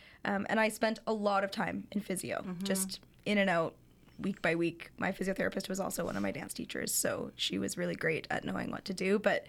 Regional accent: Calgary, Alberta, Canada; moved away; Yeah, so I'm from Calgary, Alberta, and I was born and raised there. I did my undergrad at the University of Calgary

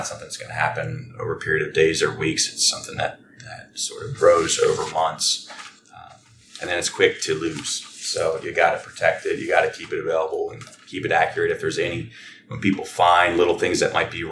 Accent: Frederick, Maryland, United States; I was born and raised here in Frederick

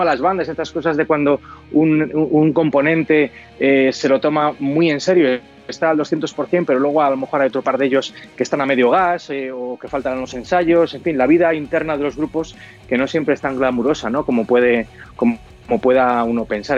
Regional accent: Spain; nosotros como españoles

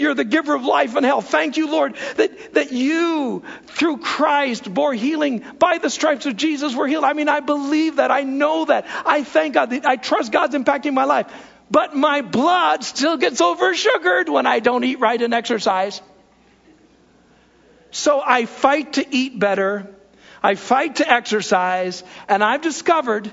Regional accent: United States; as Americans

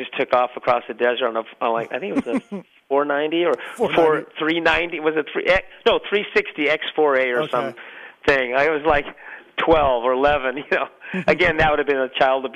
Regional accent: Torrance, California, United States; I grew up in Torrance.

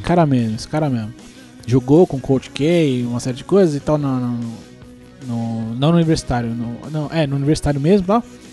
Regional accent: Brazil; eu sou brasileiro

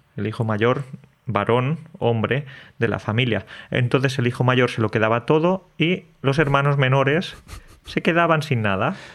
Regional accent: Andalusia, Spain; los andaluces decimos cómo estás

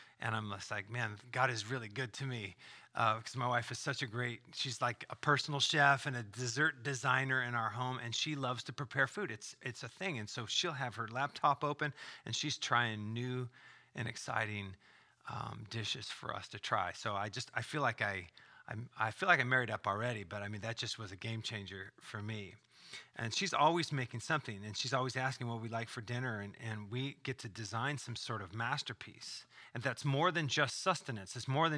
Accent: California, United States; Well, I grew up in Southern California.

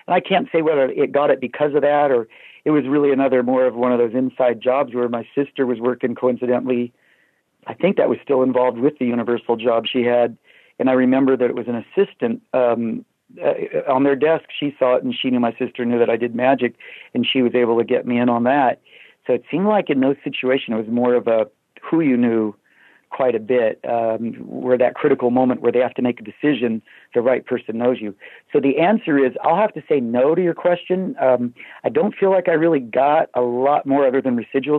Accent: Sacramento, California, United States; moved away as an adult; also born or lived in Los Angeles; I was from Sacramento originally, and I was kind of just out of Sacramento or kind of in transition of leaving Sacramento to L.A.

